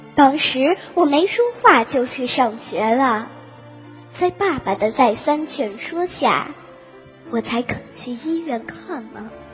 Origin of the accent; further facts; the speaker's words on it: Qujing, Yunnan, China; 我是来自美丽的云南省，去进士，北关小学四年级六班的学生